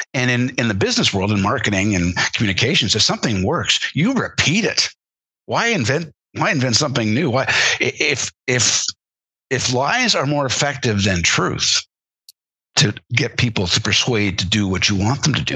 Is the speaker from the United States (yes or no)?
no; Canada; as a Canadian, uh, growing up